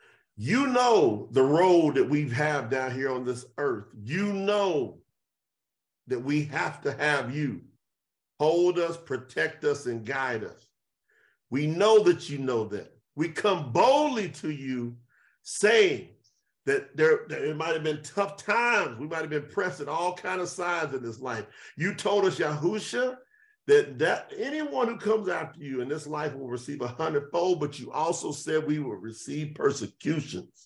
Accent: Kentucky, United States; I'm from the South, from Kentucky

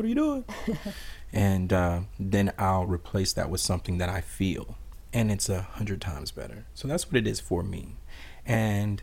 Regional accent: South Louisiana, United States; also born or lived in Atlanta; I'm from South Louisiana

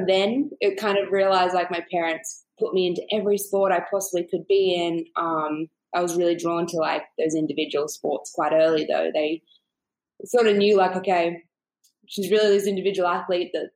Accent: Canberra, Australian Capital Territory, Australia; moved away; also born or lived in California; I grew up in a small town called Canberra.

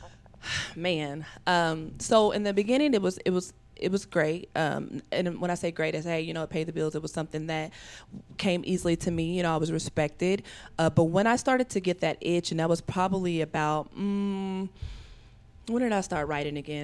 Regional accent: Evansville, Indiana, United States; moved away; I'm originally from Evansville, Indiana, which is a southern town about three hours south of here

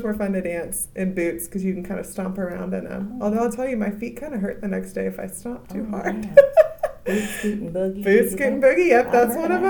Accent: Texas, United States; now in Indiana, United States; I'm from Texas

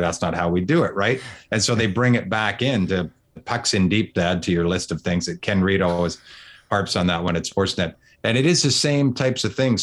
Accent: Vancouver, British Columbia, Canada; moved away as an adult; also born or lived in Kelowna; now in Toronto, Canada; I'm from Vancouver. I'm in Toronto now

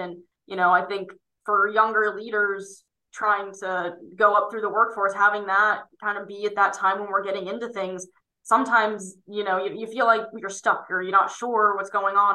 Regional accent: State College, Pennsylvania, United States; my hometown around um, State College, Pennsylvania

